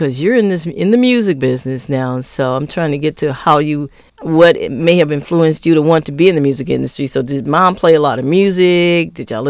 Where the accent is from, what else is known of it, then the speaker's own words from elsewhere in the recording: Midwest, United States; I'm a Midwest girl, so we had the same kind of weather as New York.